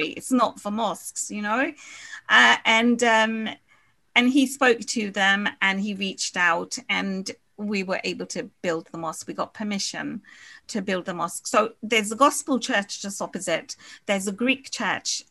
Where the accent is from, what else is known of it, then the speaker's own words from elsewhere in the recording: Guyana; now in United Kingdom; we're from Guyana.